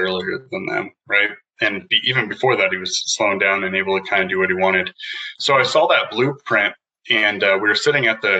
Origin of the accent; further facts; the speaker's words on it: Prescott, Arizona, United States; also born or lived in Taiwan; I grew up in Prescott, Arizona, went to school here